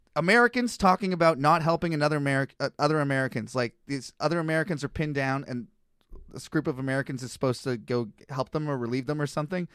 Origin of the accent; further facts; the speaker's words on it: Canada; now in Kelowna, Canada; I'm a Canadian white guy in Kelowna